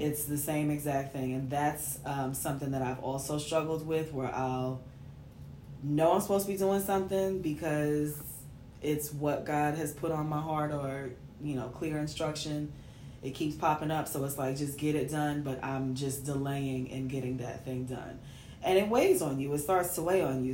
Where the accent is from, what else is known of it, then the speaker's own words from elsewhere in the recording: New York City, New York, United States; I'm from New York, babe.